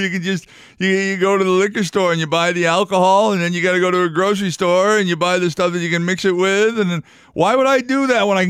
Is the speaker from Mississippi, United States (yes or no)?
no; New York, United States; accent: New York; That was my New York accent coming in again.